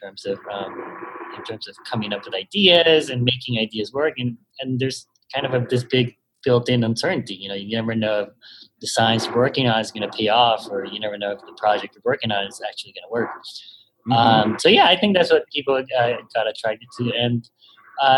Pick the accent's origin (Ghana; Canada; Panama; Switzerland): Panama; moved away as an adult; now in United States; I was born and raised in Panama, and then I studied audit here in the U.S.